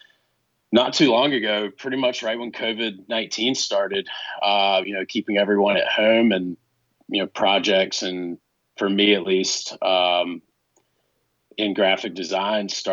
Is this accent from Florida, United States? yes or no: no; Outer Banks, North Carolina, United States; moved away; also born or lived in Montana / Colorado; So I grew up on the Outer Banks, or near the Outer Banks, technically